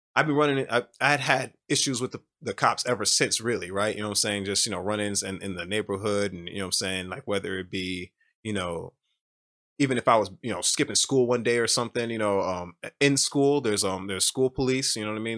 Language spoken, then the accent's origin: English; United States; I'm from America